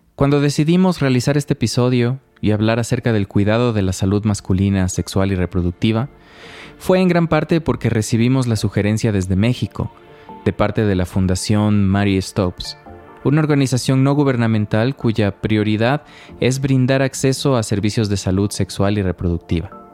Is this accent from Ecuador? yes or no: yes; Ecuador; quienes crecimos en el Ecuador de los 80s